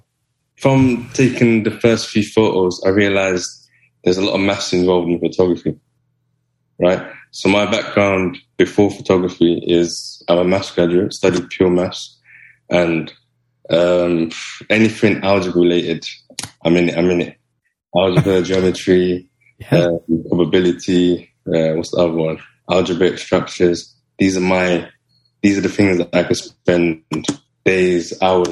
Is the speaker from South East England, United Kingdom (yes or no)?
no; London, United Kingdom; where I'm from, I grew up in South Kilburn, which is like a really rough neighborhood